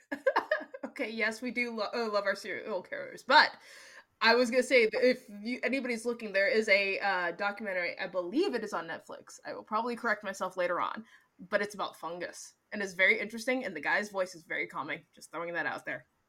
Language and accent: English; Seattle, Washington, United States; I'm from Seattle